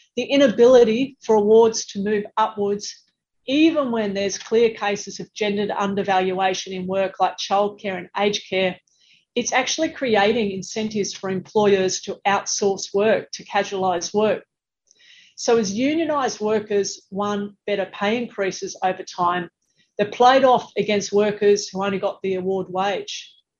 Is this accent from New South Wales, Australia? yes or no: yes; Sydney, New South Wales, Australia; my hometown of Sydney